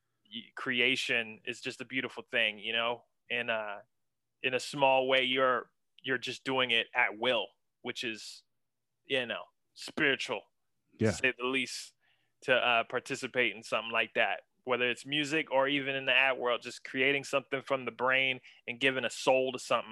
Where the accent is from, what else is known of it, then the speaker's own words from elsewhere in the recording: Ambridge, Pennsylvania, United States; moved away as an adult; also born or lived in Pittsburgh, Pennsylvania; now in Atlanta, United States; I grew up in several small towns in Western Pennsylvania, most notably Ambridge, Pennsylvania